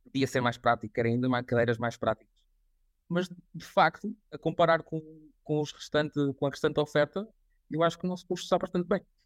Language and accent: Portuguese; Coimbra, Centro, Portugal; moved away as an adult; also born or lived in Viseu / Lisbon; Fui fazer um mestrado em Coimbra, sou de Coimbra